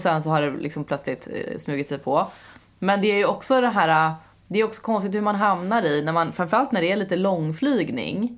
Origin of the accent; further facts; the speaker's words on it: Skåne, Sweden; first language Swedish; jag är från Skåne